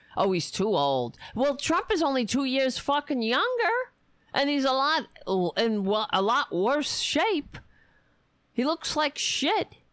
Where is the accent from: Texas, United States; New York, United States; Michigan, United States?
New York, United States; New York City; moved away; I was raised on Staten Island